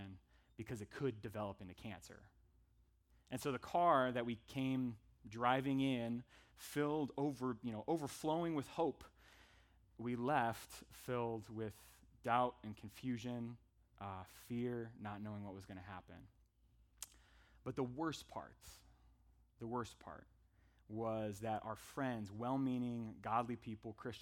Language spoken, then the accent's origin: English; Northern California, United States; moved away as an adult; also born or lived in Tempe, Arizona; We're from Northern California originally